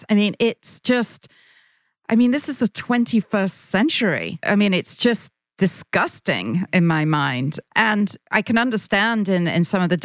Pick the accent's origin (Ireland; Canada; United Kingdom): United Kingdom; England; Me being British